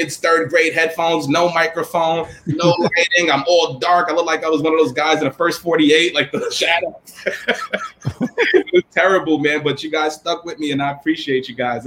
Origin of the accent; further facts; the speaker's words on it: New York City, New York, United States; from the Bronx